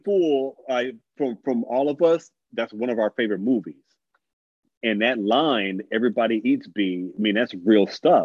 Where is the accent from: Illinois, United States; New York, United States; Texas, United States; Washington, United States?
Illinois, United States; North Chicago; I'm from North Chicago. It's like 40 minutes away from Chicago